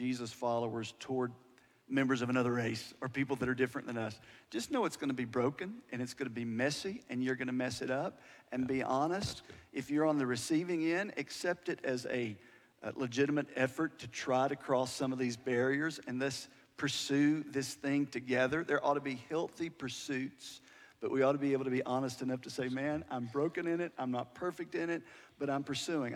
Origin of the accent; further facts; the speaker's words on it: United States; I'm an American